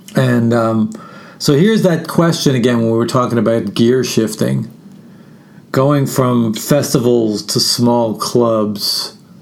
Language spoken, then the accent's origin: English; New York, United States; moved away as an adult; also born or lived in Brooklyn; now in Austin, United States; I'm born and bred in New York